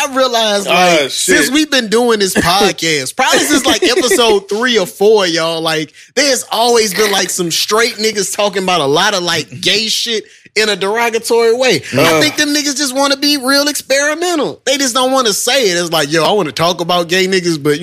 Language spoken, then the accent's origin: English; New Orleans, Louisiana, United States; I was born in New Orleans